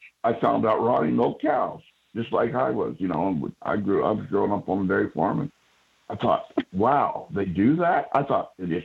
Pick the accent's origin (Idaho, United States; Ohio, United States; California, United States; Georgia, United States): Ohio, United States; Radnor; I was born basically right here where we're talking from, in a little blank town called Radnor